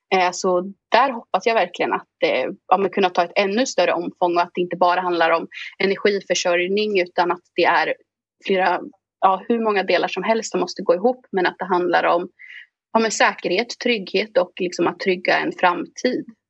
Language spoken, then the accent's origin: Swedish; Östergötland, Sweden; Jag kommer ifrån Östergötland.